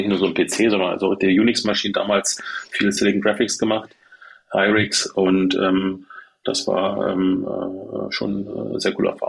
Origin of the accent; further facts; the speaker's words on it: Germany; Ich bin in der DDR groß geworden {S0} mhm. {S1} und da war es ja nicht so mit Rechnern.